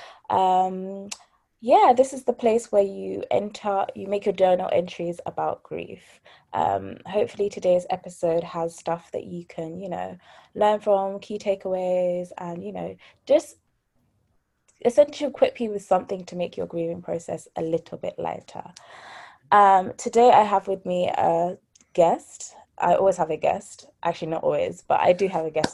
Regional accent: Nigeria; being Nigerian

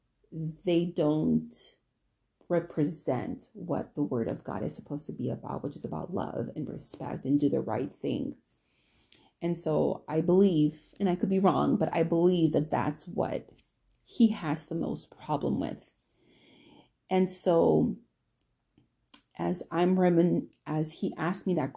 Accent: Milwaukee, Wisconsin, United States; growing up in Milwaukee, especially in the area where we lived

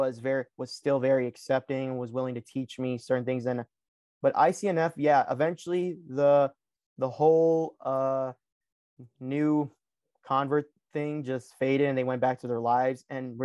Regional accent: Lawrenceville, Georgia, United States; So the thing was that, yes, in my hometown of Lawrenceville, I did deal with that.

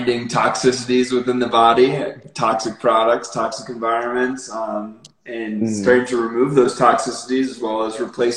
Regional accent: northwestern Pennsylvania, United States; moved away as an adult; now in Colorado, United States; I grew up in northwestern Pennsylvania, on the New York border, so right in the Allegheny National Forest

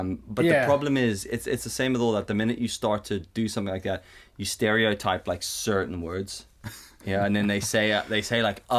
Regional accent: Johannesburg, Gauteng, South Africa; now in Northern Ireland, United Kingdom; I mean, I was born in Johannesburg.

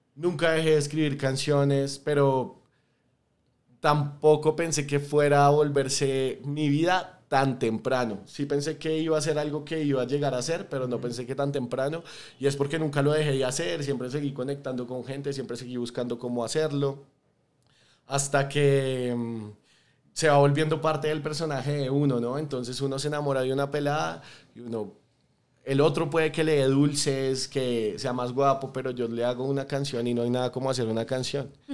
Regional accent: Bogotá, Colombia; Yo soy un latinoamericano súper orgulloso, especialmente de Bogotá.

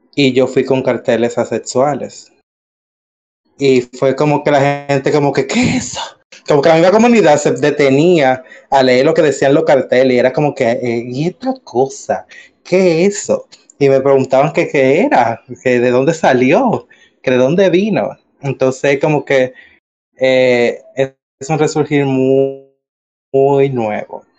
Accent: Dominican Republic; soy de República Dominicana

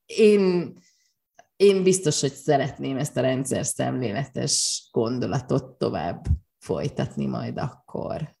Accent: Hungary; also born or lived in Great Britain; csak én vagyok magyarként az egyetlen

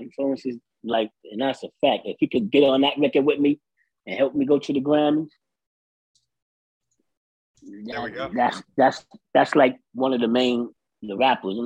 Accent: New York City, New York, United States; I'm from the Bronx, from the heart of the South Bronx.

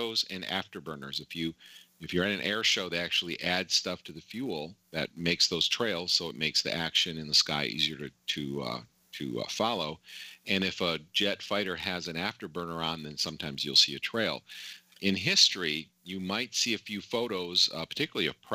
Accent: New Port Richey, Florida, United States; I grew up in Newport Richey

